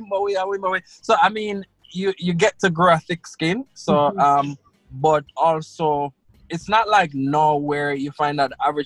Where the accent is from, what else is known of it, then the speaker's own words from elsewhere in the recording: Portmore, Saint Catherine, Jamaica; first language Krio; English is a second language; also born or lived in Russia / Sierra Leone / Guinea; I've been nurtured as a Jamaican.